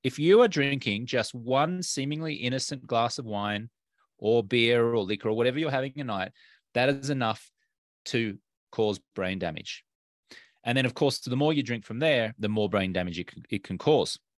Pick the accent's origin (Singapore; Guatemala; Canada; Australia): Australia; moved away as an adult; now in United States; I'm an Australian American. And when I grew up in Australia